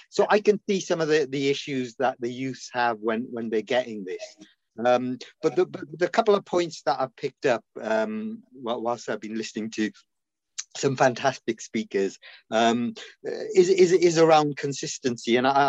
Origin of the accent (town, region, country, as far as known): Cardiff, Wales, United Kingdom; born or raised there; also born or lived in India